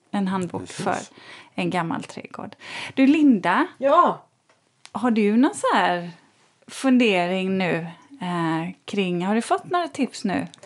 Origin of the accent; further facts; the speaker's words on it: Stockholm, Stockholm County, Sweden; Alla ni andra som inte är infödda stockholmare fattar precis vad jag